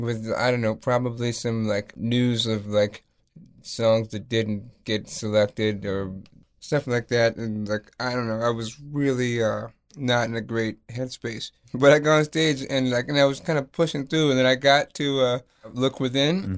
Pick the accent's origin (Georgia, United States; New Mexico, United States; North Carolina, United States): North Carolina, United States; also born or lived in Lisbon, Portugal; I grew up in North Carolina.